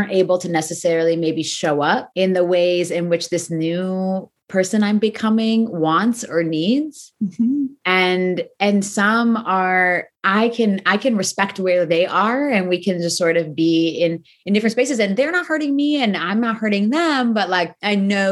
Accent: United States; growing up in America, which is a very individualistic space

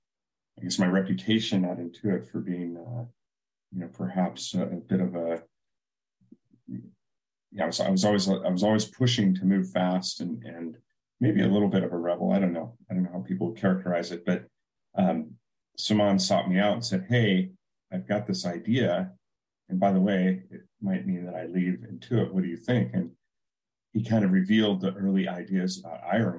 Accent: Silicon Valley, California, United States; I grew up in Silicon Valley

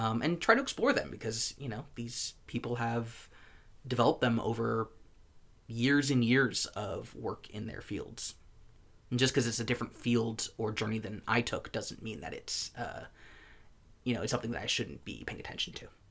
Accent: United States; As an American citizen

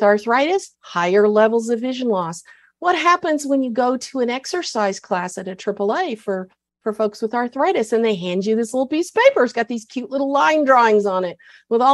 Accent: Texas, United States; I'm proud of being a Texan

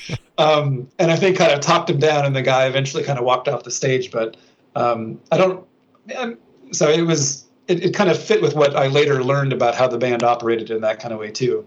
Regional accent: Minnesota, United States; moved away as an adult; when i was back in my hometown in minnesota

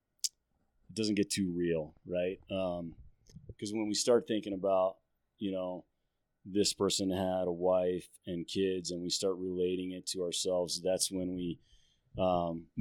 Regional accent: Phoenix, Arizona, United States; moved away as an adult; now in Flagstaff, United States; I grew up in the Phoenix area

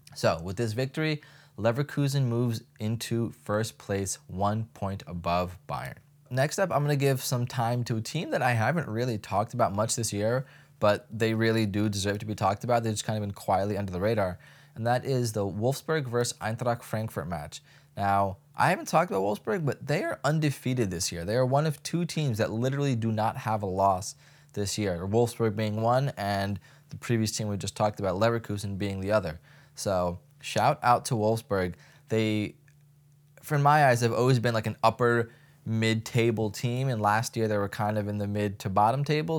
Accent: United States; just as an American

